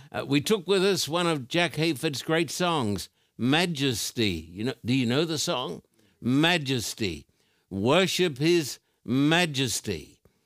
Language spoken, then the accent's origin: English; Australia; I've just come from Australia